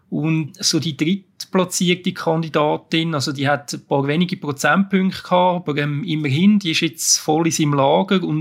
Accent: Switzerland; wenn man jetzt damit so als, als Schweizer drauf schaut, mit, mit unseren Maßstäben, muss man sagen, das ist grauenhaft.

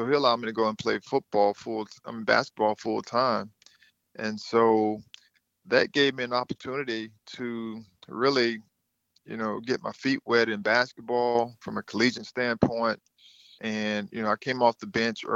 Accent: Thomasville, Georgia, United States; I grew up in Thomasville, which is about 45 minutes from Tallahassee

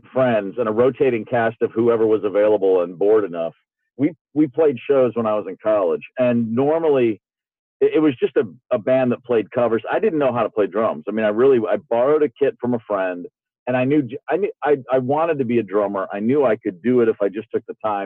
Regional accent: Kentucky, United States; moved away as an adult; I lived in Kentucky from the ages of 10 to 21, but I was 3 hours from Louisville

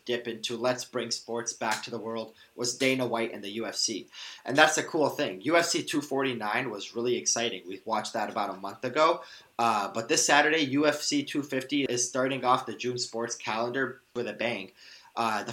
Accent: Canada; I'm Arab Canadian. My parents are from Iraq. I'm first generation born

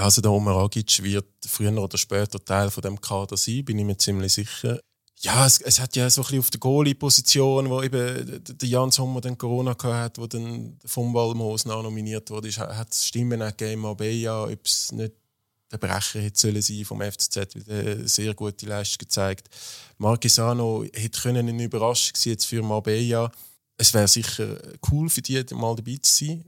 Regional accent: Zurich, Switzerland; ich habe meine Kindheit im Hartturm, äh, verbracht

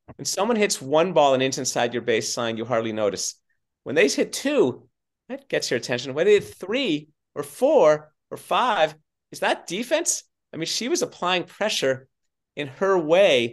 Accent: Southern California, United States; I grew up in Southern California on fast hard courts

